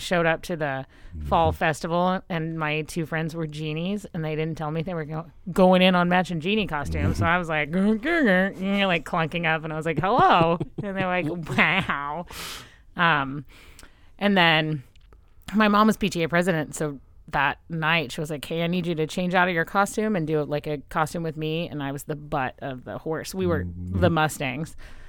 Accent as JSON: {"language": "English", "region": "West Texas", "country": "United States", "said": "I'm from West Texas."}